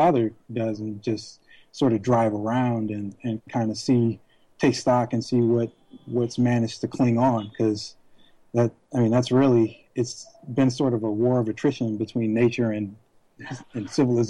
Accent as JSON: {"language": "English", "town": "Detroit", "region": "Michigan", "country": "United States", "moved": "as an adult", "lives_now": "New York, United States", "said": "We all migrated up from the South. Mm-hmm. So there's still more than just a touch of Southern culture in Detroit."}